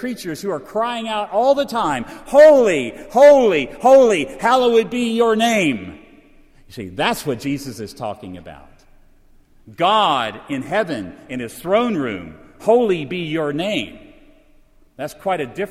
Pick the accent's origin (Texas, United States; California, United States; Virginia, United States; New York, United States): Virginia, United States; I come from Virginia